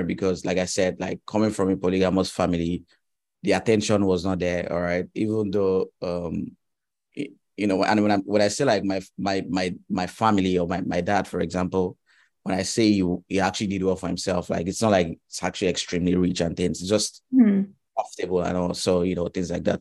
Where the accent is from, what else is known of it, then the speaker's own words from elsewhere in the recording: Nigeria; also born or lived in Ghana; I schooled in Ghana, right? And I'm from Nigeria.